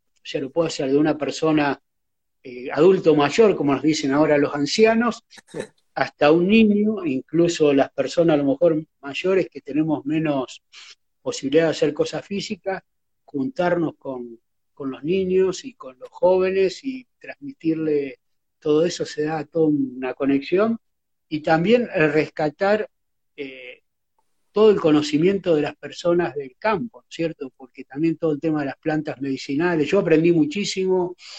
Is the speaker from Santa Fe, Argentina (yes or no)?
yes; Rosario, Santa Fe, Argentina; yo cuando era niño acá en Rosario